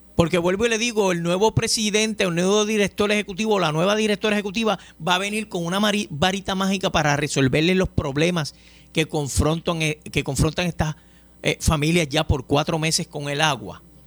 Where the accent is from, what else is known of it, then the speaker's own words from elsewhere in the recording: Puerto Rico; tantos problemas que estamos enfrentando como puertorriqueños